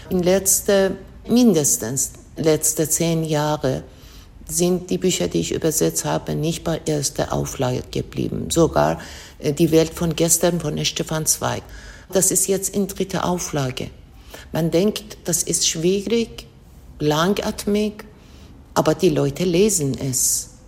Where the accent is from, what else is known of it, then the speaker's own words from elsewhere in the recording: Iran; Ich lese als Iranerin. Immer. Ich habe ja iranische Kultur und ich lebe ja in Iran.